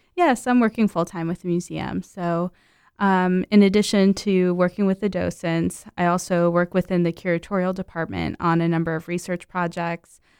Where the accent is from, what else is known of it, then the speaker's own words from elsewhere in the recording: Mount Olive, New Jersey, United States; moved away; I grew up in New Jersey